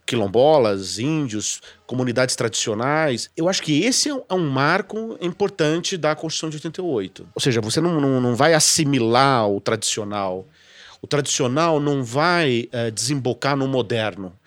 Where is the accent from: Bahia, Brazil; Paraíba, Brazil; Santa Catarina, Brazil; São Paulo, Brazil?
São Paulo, Brazil; sou paulista, não é? Que sou paulista